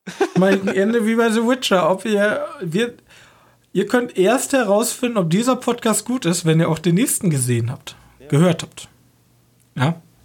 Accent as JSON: {"language": "German", "country": "Germany", "said": "Als Deutsche"}